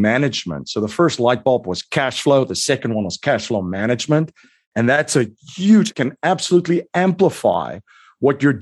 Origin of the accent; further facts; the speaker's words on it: South Africa; moved away as an adult; now in United States; I'm originally from South Africa. I came to the US, boy, it's almost 22 years ago.